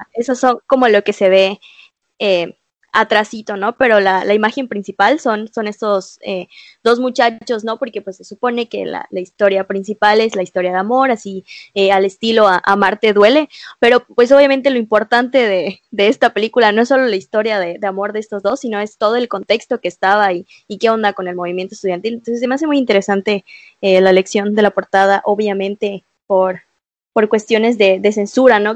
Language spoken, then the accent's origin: Spanish; Mexico; como mexicanas, como mexicanos